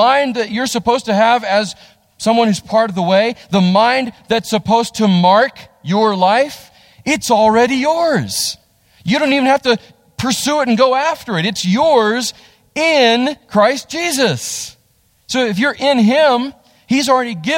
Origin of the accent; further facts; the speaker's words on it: United States; I love being American